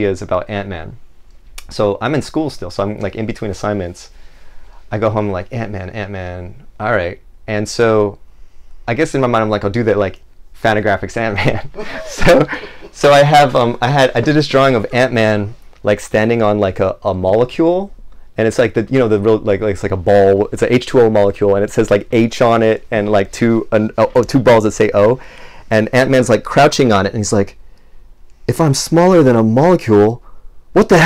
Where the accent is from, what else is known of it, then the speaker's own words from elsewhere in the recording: Maui, Hawaii, United States; growing up in Maui, man, like that's the music of Maui